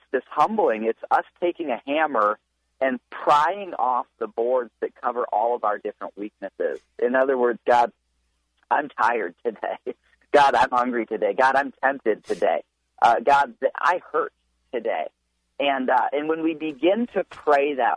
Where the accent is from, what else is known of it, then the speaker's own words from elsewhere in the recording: Michigan, United States; I grew up in Michigan